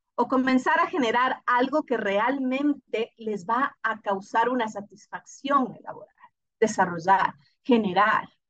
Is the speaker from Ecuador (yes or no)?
yes; Ecuador